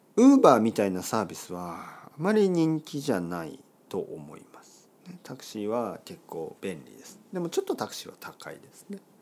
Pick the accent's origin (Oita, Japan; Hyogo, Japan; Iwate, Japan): Oita, Japan; Kyushu; now in Tokyo, Japan; 僕の出身は、えー、九州の大分県です。